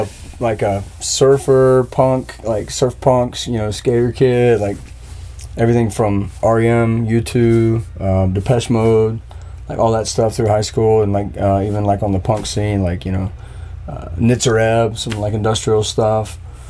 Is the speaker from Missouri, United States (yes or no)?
no; Myrtle Beach, South Carolina, United States; Myrtle Beach.